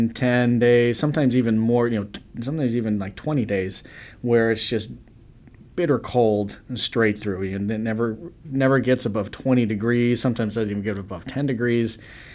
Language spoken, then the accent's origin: English; Chicago, Illinois, United States; being a Chicagoan that we are